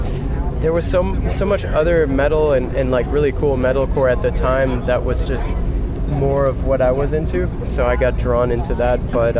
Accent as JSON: {"language": "English", "country": "Germany", "said": "I'm from Germany."}